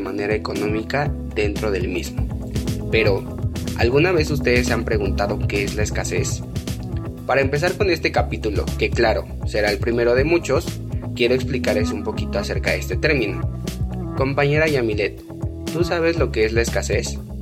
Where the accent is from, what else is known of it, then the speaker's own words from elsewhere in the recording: Mexico; nosotros como sociedad mexicana